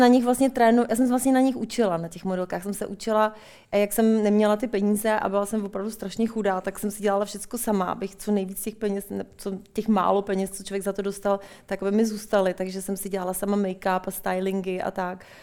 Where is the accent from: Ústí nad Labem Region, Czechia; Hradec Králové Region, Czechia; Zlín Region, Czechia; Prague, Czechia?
Ústí nad Labem Region, Czechia; Litoměřice; moved away as an adult; also born or lived in Paris, France / United States; Já jsem z Litoměřic, Lightmerit